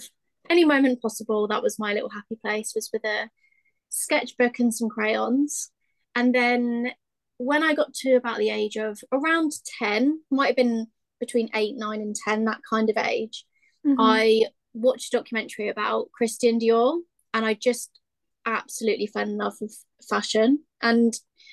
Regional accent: Hampshire, South East England, United Kingdom; I'm 24 and I'm from Hampshire in the UK.

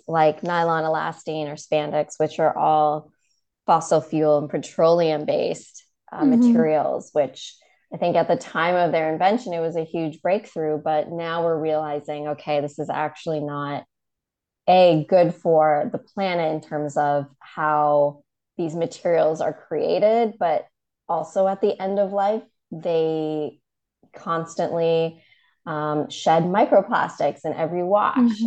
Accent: Toronto, Ontario, Canada; also born or lived in London / Copenhagen; now in United States; I'm originally from Toronto

